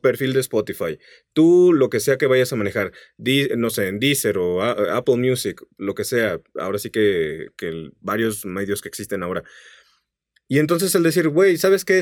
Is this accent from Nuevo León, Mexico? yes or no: no; San Luis Potosí, Mexico; en San Luis Potosí, de donde yo soy